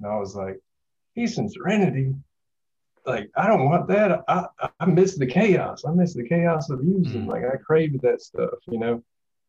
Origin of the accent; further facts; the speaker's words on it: Jackson, Mississippi, United States; I'm from Jackson, Mississippi metro area